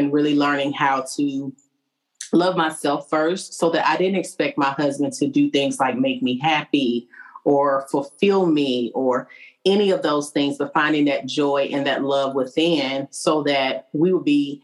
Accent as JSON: {"language": "English", "region": "Arkansas", "country": "United States", "moved": "yes", "lives_now": "Clarksville, United States", "said": "I'm actually from Arkansas."}